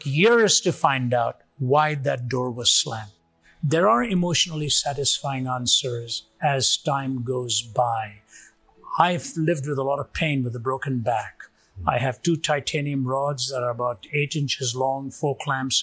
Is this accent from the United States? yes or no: no; India; moved away; When I was growing up in India